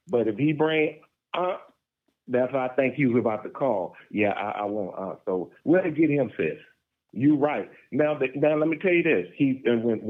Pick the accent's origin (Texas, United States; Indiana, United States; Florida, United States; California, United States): California, United States; Los Angeles; I'm from Los Angeles, and the hospital that I was born at is called Killer King